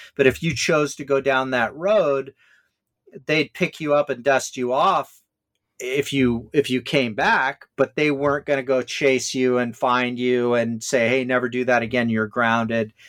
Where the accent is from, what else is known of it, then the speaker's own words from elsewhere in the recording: Hawaii, United States; me growing up in Hawaii